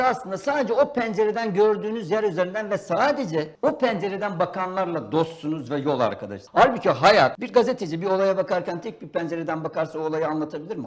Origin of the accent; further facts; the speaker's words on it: Istanbul, Turkey; İstanbulluyum ben.